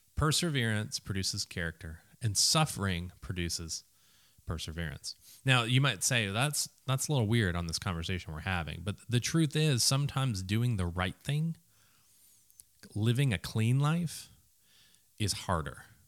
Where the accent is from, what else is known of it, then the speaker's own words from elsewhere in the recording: Minneapolis, Minnesota, United States; I grew up in a city that didn't really think about college sports much.